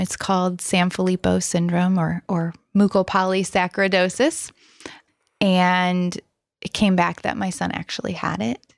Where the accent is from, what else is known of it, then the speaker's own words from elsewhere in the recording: Rockford, Illinois, United States; born and raised in Rockford, Illinois